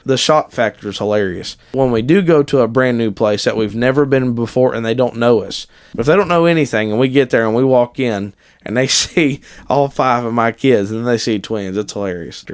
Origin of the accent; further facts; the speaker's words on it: Ohio, United States; I was born and raised in Ohio